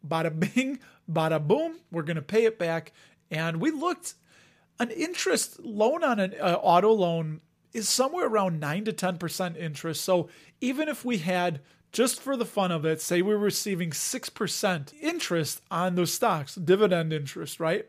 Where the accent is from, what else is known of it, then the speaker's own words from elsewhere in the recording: Chicago, Illinois, United States; accent: Chicago; my Chicago accent